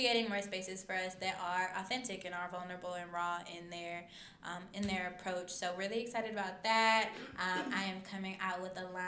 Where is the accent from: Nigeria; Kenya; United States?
United States; we were American